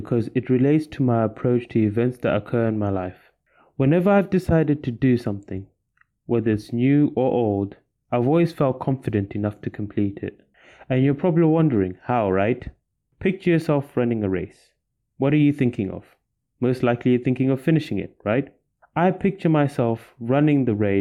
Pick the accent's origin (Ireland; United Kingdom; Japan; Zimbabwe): Zimbabwe; moved away as an adult; returned home to my home country in Zimbabwe